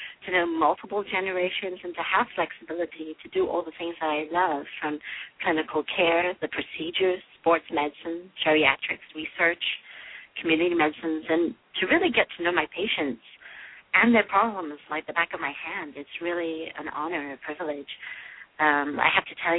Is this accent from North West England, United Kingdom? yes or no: yes; Liverpool, North West England, United Kingdom; moved away as an adult; also born or lived in London, United Kingdom / Michigan, United States; now in Detroit, United States; originally I'm from England. I was born in Liverpool, and I went to medical school in London